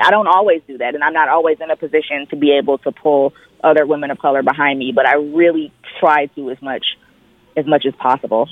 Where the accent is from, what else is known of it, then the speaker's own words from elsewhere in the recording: Detroit, Michigan, United States; I'm originally from Detroit